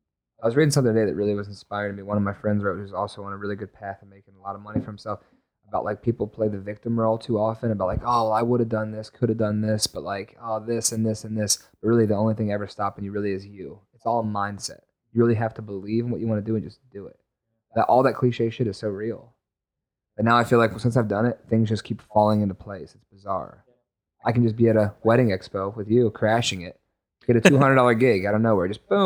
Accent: Lynchburg, Virginia, United States; It's funny, we're both from Lynchburg too, huh?

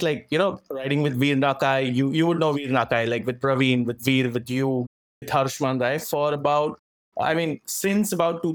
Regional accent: Virar, Maharashtra, India; I'm from Bombay. Actually, a little on the outskirts of Bombay

